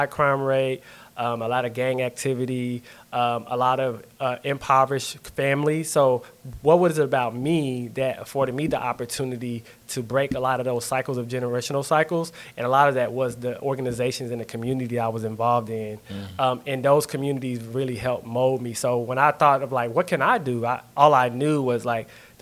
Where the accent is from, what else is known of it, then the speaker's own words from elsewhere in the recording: Lawton, Oklahoma, United States; growing up in Lawton, again, very impoverished communities